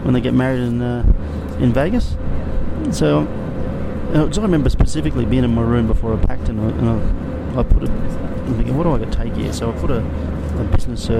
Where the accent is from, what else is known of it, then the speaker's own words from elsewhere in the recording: Brisbane, Queensland, Australia; also born or lived in South Korea; I'm a kid from Nunda, grew up as a battler